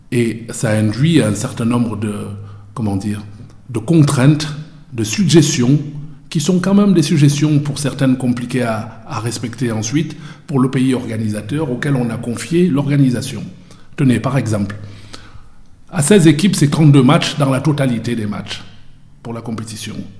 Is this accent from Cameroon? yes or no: yes; Cameroon; now in Marseille, France; Je suis né au Cameroun. Je suis camerounais